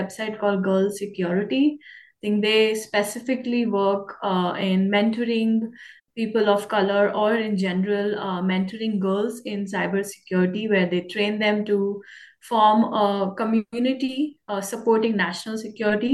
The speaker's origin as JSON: {"language": "English", "country": "India", "moved": "yes", "lives_now": "Canada", "said": "my journey started from India, and I'm in Canada right now. So the type of exposure I got in my personal career and having the chance to work with the US Army as an immigrant, as a Indian girl"}